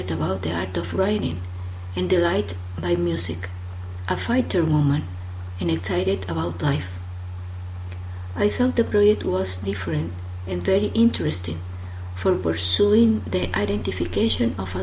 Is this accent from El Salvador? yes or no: yes; El Salvador; I am from El Salvador, which is a very small and beautiful country in Central America.